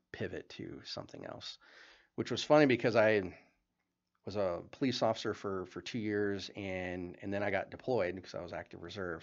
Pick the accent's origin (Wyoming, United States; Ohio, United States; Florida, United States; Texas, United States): Wyoming, United States; moved away as an adult; now in Billings, United States; I grew up in Wyoming